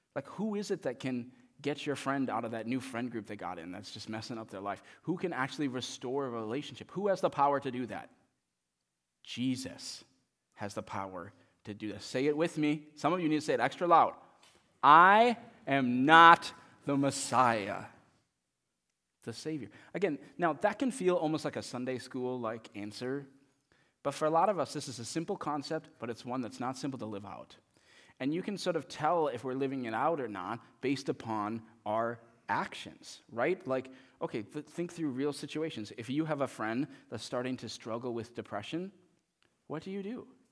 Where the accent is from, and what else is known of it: United States